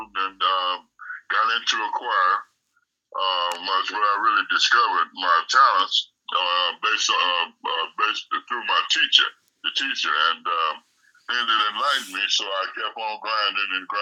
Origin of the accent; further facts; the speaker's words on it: Oakland, California, United States; I'm from Oakland